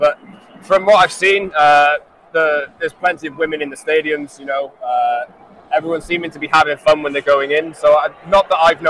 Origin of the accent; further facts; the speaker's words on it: Wales, United Kingdom; Well, as a Welshman, I was at the England game the other day, and I didn't quite enjoy England